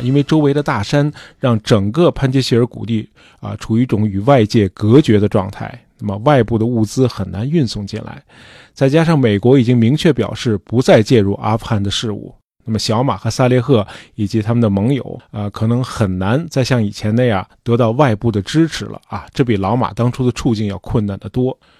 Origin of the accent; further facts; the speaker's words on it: China; 在我们中国人看来